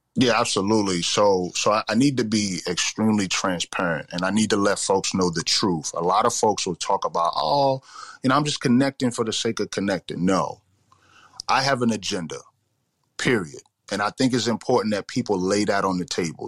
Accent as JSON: {"language": "English", "town": "New York City", "region": "New York", "country": "United States", "tie": "born or raised there", "said": "growing up in the Bronx, uh, you know, South Bronx in the, in the 80s and the 90s"}